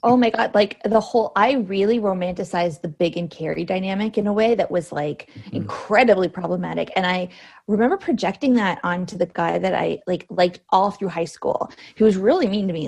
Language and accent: English; Cambridge, Ontario, Canada; now in Toronto, Canada; technically I'm from Cambridge, which is an hour mm. away.